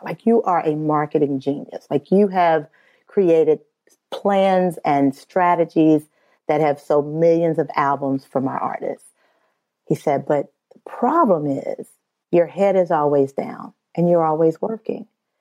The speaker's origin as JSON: {"language": "English", "region": "Midwest", "country": "United States", "said": "I'm from the Midwest"}